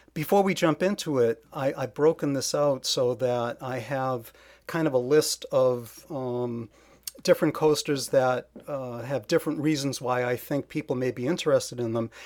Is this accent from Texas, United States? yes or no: no; Massachusetts, United States; I'm from Massachusetts, born and bred, and lived here my entire life